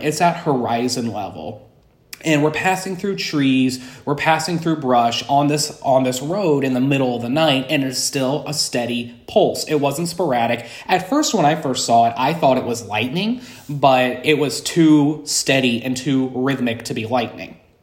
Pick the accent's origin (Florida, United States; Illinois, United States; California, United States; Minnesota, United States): Illinois, United States; Alton; moved away as an adult; now in Saint Louis, United States; I'm originally from Alton, Illinois, and I lived in the Alton, Illinois area for about twenty-five years